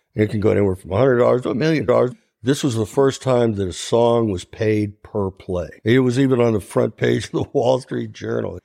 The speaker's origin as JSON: {"language": "English", "region": "Ohio", "country": "United States", "said": "I'm from Ohio"}